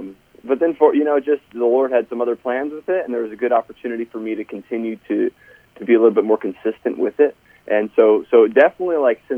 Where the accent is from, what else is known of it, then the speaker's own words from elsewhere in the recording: Charleston, Illinois, United States; also born or lived in Tennessee; But I grew up in Charleston, Illinois, the home of Eastern Illinois University. It's about 50 minutes south of Champaign-Urbana.